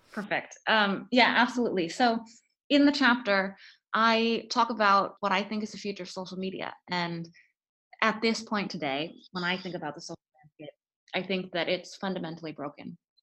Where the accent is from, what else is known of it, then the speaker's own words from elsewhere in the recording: Florida, United States; moved away as an adult; also born or lived in Stanford, California; I grew up in Florida and I went to Stanford for undergrad